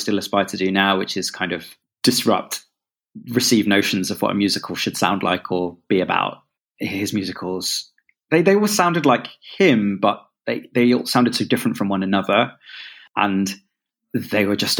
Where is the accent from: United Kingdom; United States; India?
United Kingdom; London; I'm from London